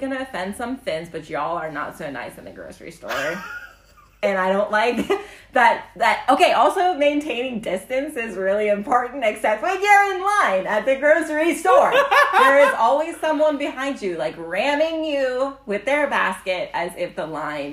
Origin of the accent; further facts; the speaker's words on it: Ohio, United States; now in Helsinki, Finland; I'm coming from Ohio